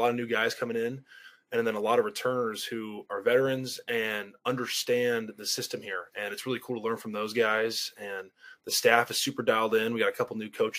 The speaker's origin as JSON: {"language": "English", "town": "Carmel", "region": "California", "country": "United States", "said": "I'm from Carmel, California"}